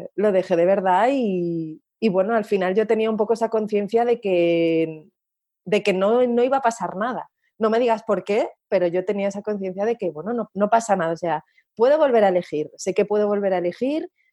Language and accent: Spanish; Asturias, Spain; yo soy asturiana y allí es como hacemos los diminutivos de los nombres